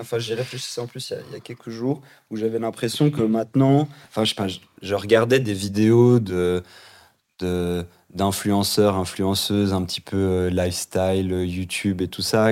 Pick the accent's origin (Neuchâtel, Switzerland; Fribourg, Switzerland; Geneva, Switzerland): Geneva, Switzerland; j'ai grandi ici à Genève